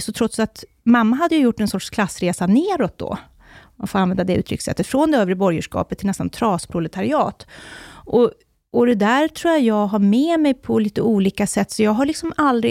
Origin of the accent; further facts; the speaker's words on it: Borlänge, Dalarna County, Sweden; moved away; also born or lived in Uppsala / Stockholm; jag växte upp i Borlänge